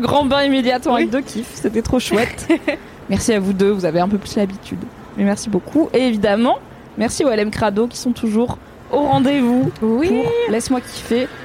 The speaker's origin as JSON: {"language": "French", "area": "Drôme", "region": "Auvergne-Rhône-Alpes", "country": "France", "tie": "born or raised there", "said": "j'ai grandi dans la Drôme au sud de Lyon"}